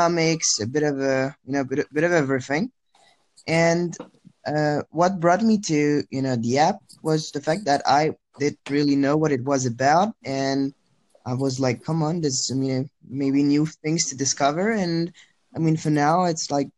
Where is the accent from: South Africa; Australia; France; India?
France; English is a second language; also born or lived in Lyon; So I live in France. I've lived in France for most of my life.